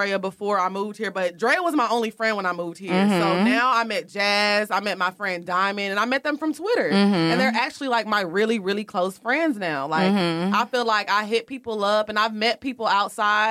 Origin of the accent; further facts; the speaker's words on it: Houston, Texas, United States; I'm from Houston